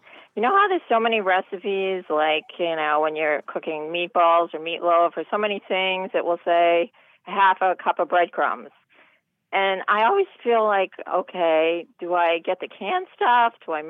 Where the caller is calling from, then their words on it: Brighton, Massachusetts, United States; I'm from Brighton, Mass.